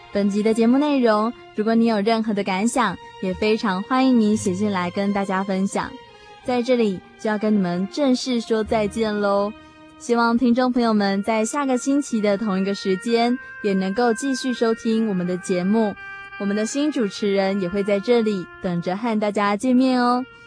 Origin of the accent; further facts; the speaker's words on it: Tainan, Taiwan; 我从台南来的，然后我在大学的主修科系是社会工作系